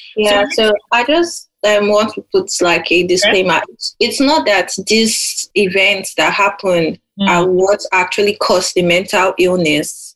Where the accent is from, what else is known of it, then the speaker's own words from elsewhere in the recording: Nigeria; now in United Kingdom; I'm in the UK right now. I'm Nigerian